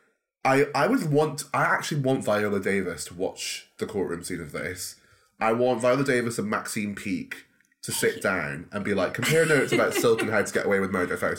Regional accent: Scottish Borders, Scotland, United Kingdom; I'm from the Scottish Borders.

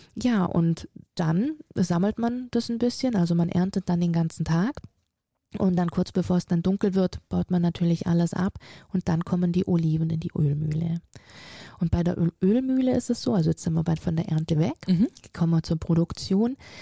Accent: Friedrichshafen, Baden-Württemberg, Germany; also born or lived in Auletta, Italy; Und somit bin ich tatsächlich in Deutschland groß geworden, habe meine ganze Ausbildung hier genießen dürfen

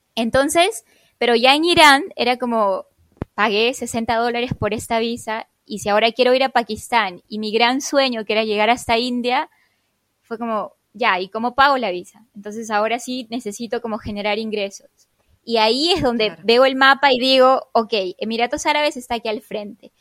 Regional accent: Peru; moved away as an adult; salí de Perú hace seis años, casi seis años atrás

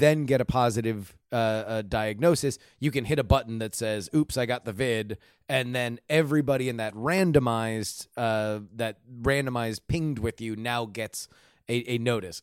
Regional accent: Florida, United States; I grew up in Florida

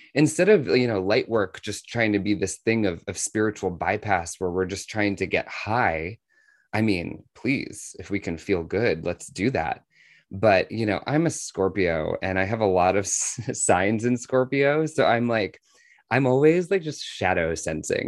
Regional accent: Washington, District of Columbia, United States; I was, uh, actually born in Washington, D C

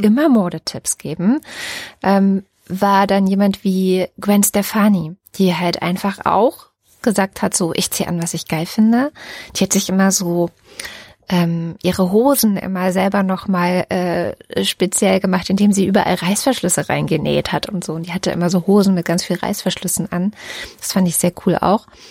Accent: GDR, East Germany, Germany; Ich komme aus der DDR-Geschichte

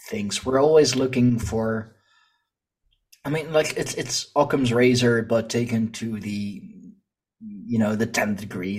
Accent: Leiden, South Holland, Netherlands; here in my, uh, in my hometown, um, our university, um, like they, they have a, a big history department, big history study, and we have the Museum of uh, Naturalis here

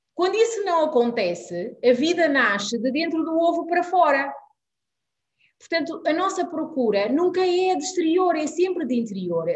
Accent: Guinea-Bissau; now in Portugal; nasci na Guiné-Bissau, vivo em Portugal

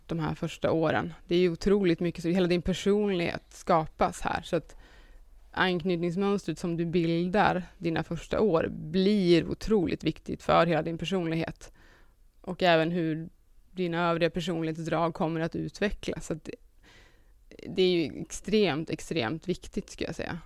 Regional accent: Sundsvall, Västernorrland County, Sweden; now in Stockholm, Sweden; Jag kommer ifrån Sundsvall men har bott i Stockholm rätt länge nu.

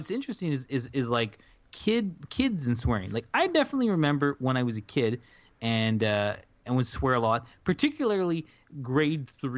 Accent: Canada; we're Canadian

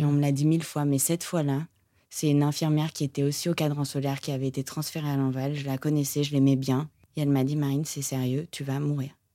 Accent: Monaco; je viens de Monaco

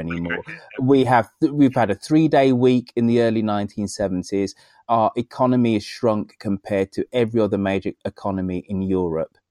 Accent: Birmingham, West Midlands, United Kingdom; Birmingham, my hometown

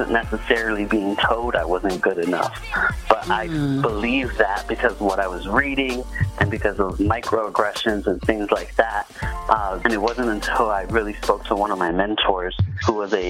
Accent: New York City, New York, United States; moved away as an adult; also born or lived in Philadelphia, Pennsylvania / Ithaca, New York; I grew up in the Bronx, New York City

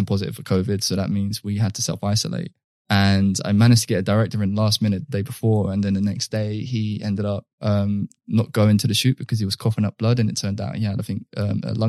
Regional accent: London, United Kingdom; I come from like very laddish culture, which is almost like either the sweet mates or the rude boys, which is something that's fundamental to growing up in London in particular

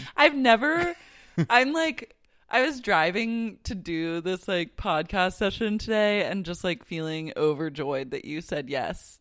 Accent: Oklahoma City, Oklahoma, United States; I was raised in Oklahoma City

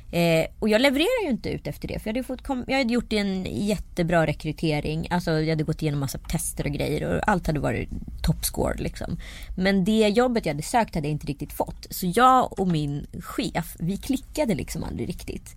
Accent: Strömstad, Västra Götaland, Sweden; så var det ju i Strömstad där jag växte upp

